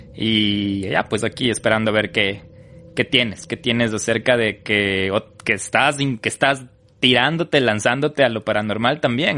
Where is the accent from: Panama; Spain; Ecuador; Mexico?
Ecuador; como ecuatoriano